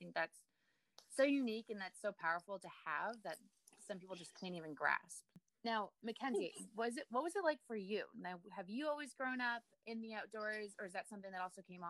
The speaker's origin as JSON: {"language": "English", "region": "Massachusetts", "country": "United States", "tie": "born or raised there", "also_born_or_lived": "Cape Cod", "moved": "as an adult", "lives_now": "New Hampshire, United States", "said": "I stayed in Massachusetts and just recently moved up to New Hampshire, which is only like 2 hours."}